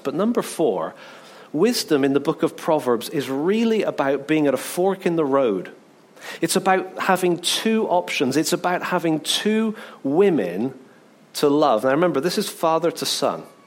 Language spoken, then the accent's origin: English; England, United Kingdom; I'm English